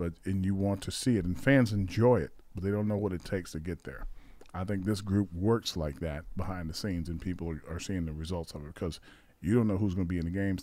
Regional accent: Alabama, United States; moved away; I'm still from Alabama

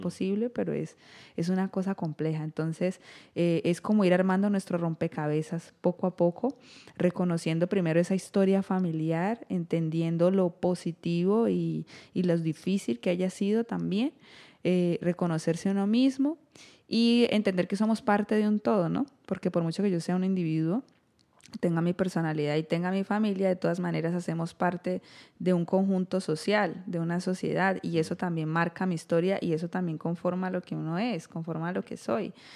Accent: Colombia; como colombianos

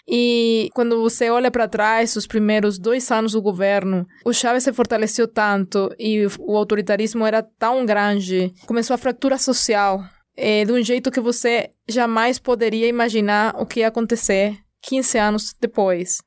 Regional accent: Venezuela; como venezuelana

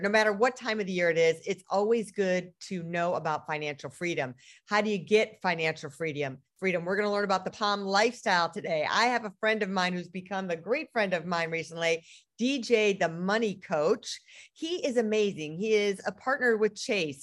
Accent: Detroit, Michigan, United States; that's my hometown.

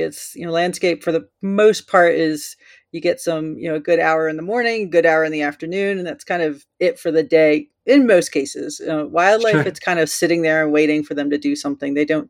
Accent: East Coast, United States; now in Colorado, United States; I grew up out in the East Coast. I did a lot of, as I could, you know, got my driver's license, I would go into the city and photograph some of the buildings over there. But once I moved out to Colorado

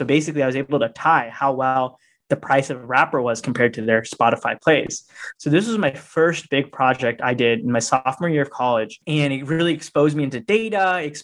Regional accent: Northern Virginia, United States; I grew up in Northern Virginia, right outside DC

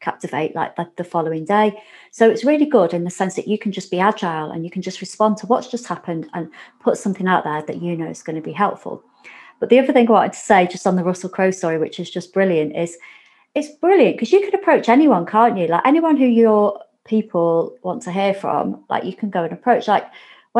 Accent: Warrington, North West England, United Kingdom; we're both from Warrington

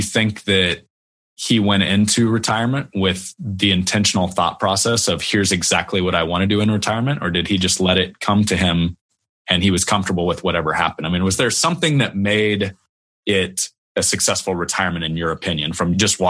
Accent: Midwest, United States; We're from the Midwest, so we talk a little slower

